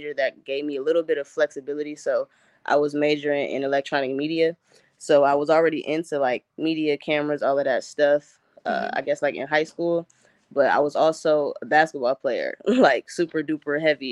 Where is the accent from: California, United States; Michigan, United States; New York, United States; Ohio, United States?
Ohio, United States; Cleveland; I'm from Cleveland, Ohio. Born and raised, went to St. Martin de Porres High School in Cleveland